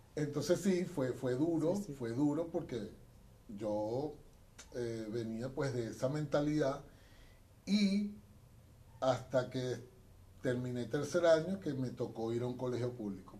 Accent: Venezuela; now in Chile; la gente de mi tierra, Venezuela

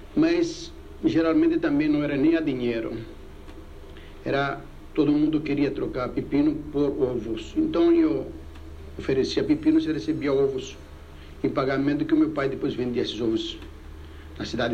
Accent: Rhodes, South Aegean, Greece; now in Brazil; lá em Rhodes, a única coisa que eu fiz, que eu me lembro de comércio, era vender pepinos

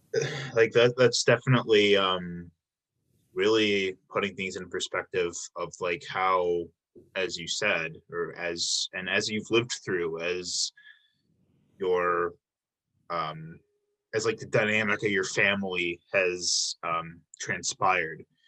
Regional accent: Illinois, United States; now in Milwaukee, United States; I'm from Illinois. I've been, I've only been in Milwaukee for seven years now

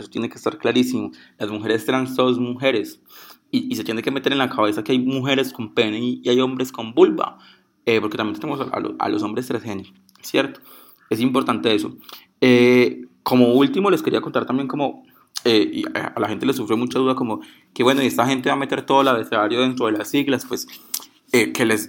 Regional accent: Pereira, Risaralda, Colombia; soy de Puerto Caldas Pereira

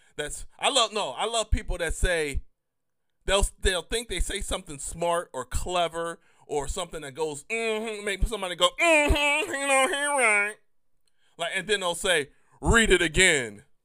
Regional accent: United States; me as an American

